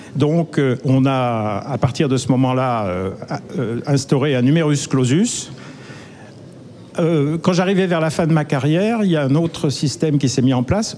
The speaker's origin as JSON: {"language": "French", "area": "Côte-d'Or", "region": "Bourgogne-Franche-Comté", "country": "France", "said": "je viens de la Côte d'Or"}